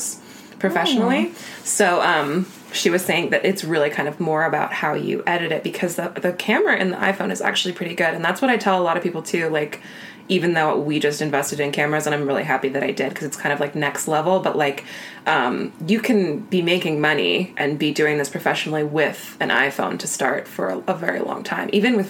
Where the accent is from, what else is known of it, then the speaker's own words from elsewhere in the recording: Iowa, United States; I had a little small class in my hometown in Iowa about how to grow your Instagram following.